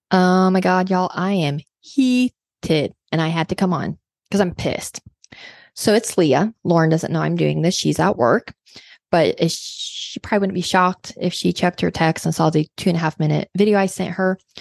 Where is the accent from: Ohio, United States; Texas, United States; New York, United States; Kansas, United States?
Kansas, United States; now in Arkansas, United States; I grew up in Kansas